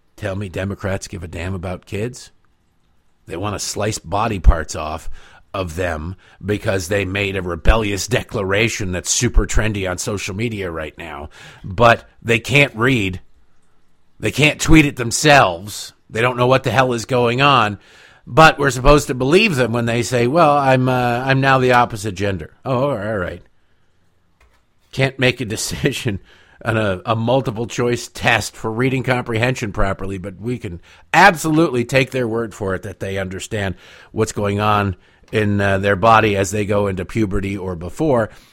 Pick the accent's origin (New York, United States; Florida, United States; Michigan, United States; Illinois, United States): Michigan, United States; Detroit; moved away as an adult; also born or lived in Washington, D.C.; I grew up in Eastern Michigan, in Detroit